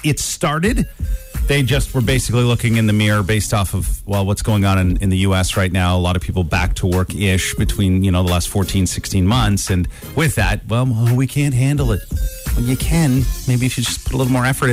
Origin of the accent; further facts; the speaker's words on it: outside of Owen Sound, Ontario, Canada; I ended up growing up outside of Owen Sound.